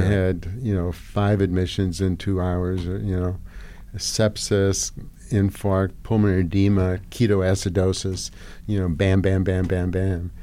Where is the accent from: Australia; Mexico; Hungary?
Hungary; now in United States; I grew up in Hungary